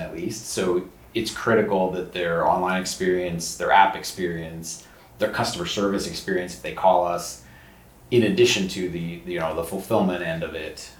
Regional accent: outside of Philadelphia, Pennsylvania, United States; moved away as an adult; also born or lived in West Coast / Midwest; now in Annapolis, United States; I grew up outside of Philadelphia

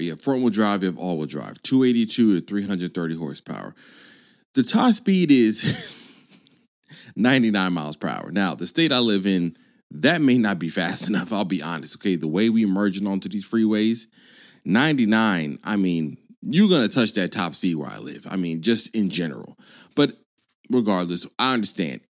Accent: California, United States; I was born in California

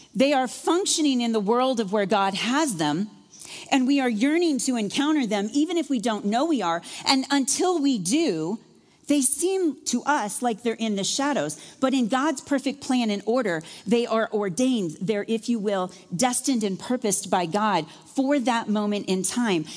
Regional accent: Iowa, United States; moved away; I'm from Iowa

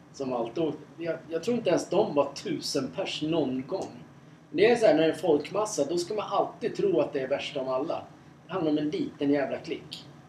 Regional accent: Sweden; som svensk

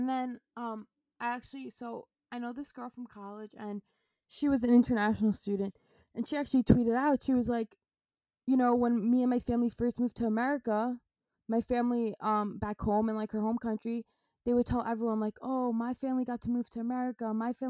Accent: New York City, New York, United States; not knowing I'm from New York City and all this stuff.

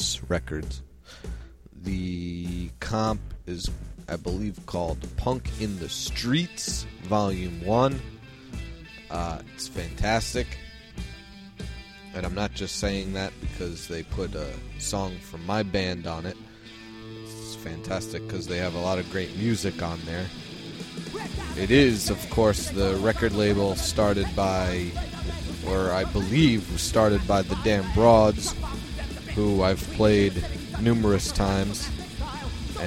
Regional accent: New York, United States; I am from New York

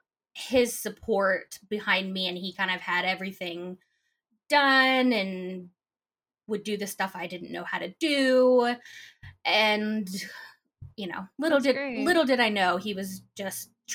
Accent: Sammamish, Washington, United States; I grew up in Sammamish, Washington

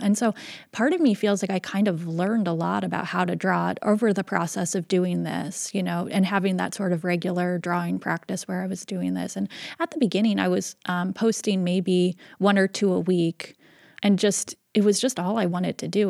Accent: Seattle, Washington, United States; I was born and raised in Seattle

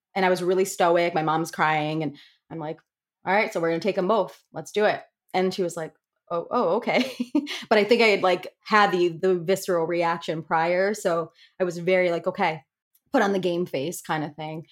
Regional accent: Connecticut, United States; moved away as an adult; now in Rhode Island, United States; I'm originally from Connecticut, but I'm currently living in Rhode Island.

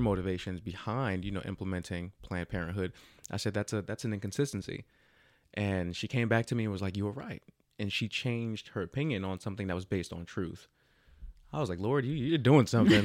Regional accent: Jersey City, New Jersey, United States; now in Texas, United States; I am born and raised in Jersey City

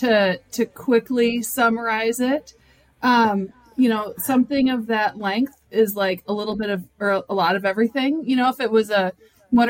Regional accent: Rhode Island, United States; also born or lived in Minnesota; I grew up primarily in Rhode Island and on the East Coast.

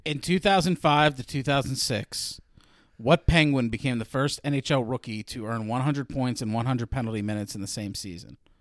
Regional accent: Baldwin, Pennsylvania, United States; I'm from Baldwin

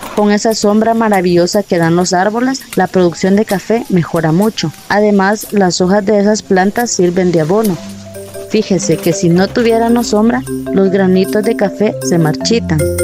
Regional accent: La Unión, Zacapa, Guatemala; Soy originaria de la Unión Zacapa, Guatemala.

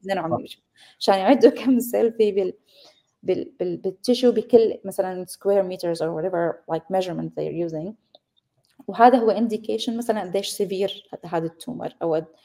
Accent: Syria; moved away as an adult; also born or lived in Damascus, Syria / Leuven, Belgium / Copenhagen, Denmark; أصلي سورية عشت وربيت بسوريا

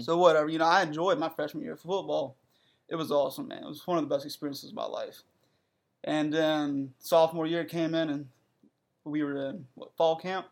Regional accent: Breezeville, South Carolina, United States; moved away as an adult; now in North Carolina, United States; I'm from South Carolina, you know. Breezeville is where I'm from

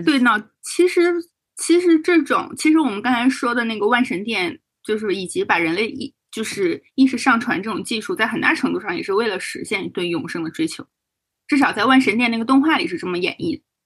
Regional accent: Northeast China, China; moved away; 为一个东北人

